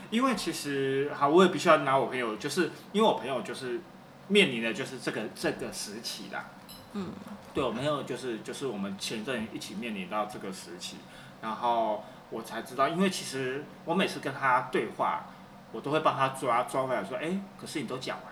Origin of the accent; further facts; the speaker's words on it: Taiwan; 我们台湾人普遍长辈会，习惯会，就是，比如说我们小时候犯错了，被打了